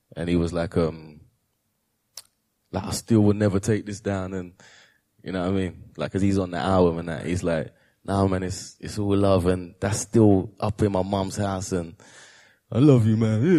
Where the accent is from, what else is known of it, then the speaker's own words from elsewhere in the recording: United Kingdom; proud to be British